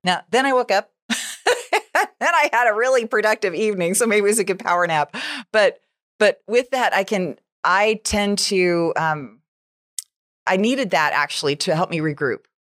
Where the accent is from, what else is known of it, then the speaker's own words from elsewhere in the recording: United States; I'm an American